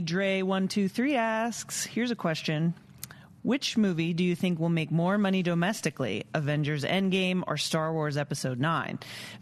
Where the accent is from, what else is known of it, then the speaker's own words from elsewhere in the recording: Dallas, Texas, United States; born there; So I was born in Dallas.